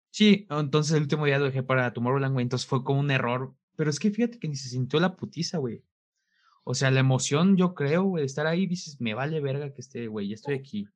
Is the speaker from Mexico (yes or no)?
yes; Mexico; de México